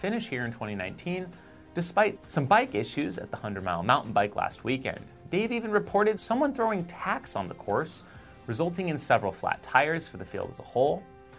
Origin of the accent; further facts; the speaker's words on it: Arizona, United States; my home state of Arizona